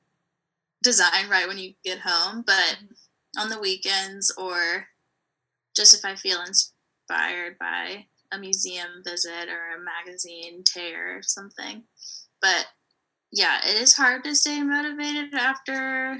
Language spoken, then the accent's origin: English; Savannah, Georgia, United States; I actually went to high school at Savannah Arts, so I grew up in Savannah